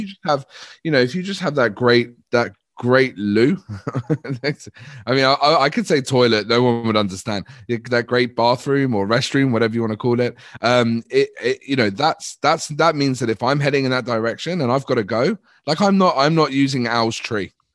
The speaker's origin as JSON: {"language": "English", "country": "United Kingdom", "said": "we're very British and polite"}